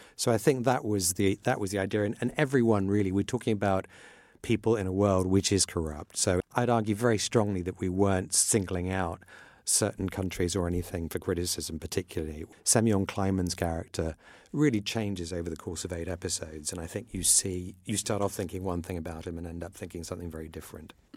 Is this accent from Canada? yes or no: no; Iran; moved away; I grew up in in Iran, which was very tolerant of all religions